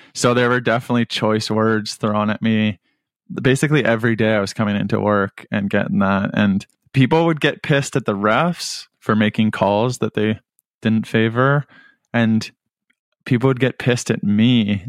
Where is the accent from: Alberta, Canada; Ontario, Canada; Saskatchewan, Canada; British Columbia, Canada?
Ontario, Canada; Whitby; moved away as an adult; now in Hamilton, Canada; I grew up in Whitby, lived most of my life in Whitby, and, and hope to return.